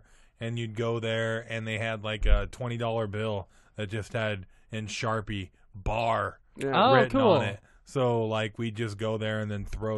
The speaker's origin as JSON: {"language": "English", "town": "Des Moines", "region": "Iowa", "country": "United States", "tie": "born or raised there", "moved": "yes", "said": "my home state and hometown is Iowa, Des Moines, Iowa"}